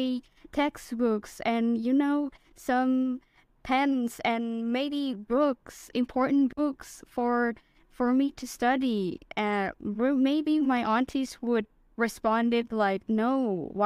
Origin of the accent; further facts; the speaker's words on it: Jakarta, Indonesia; moved away as an adult; now in Surabaya, Indonesia; my hometown of Jakarta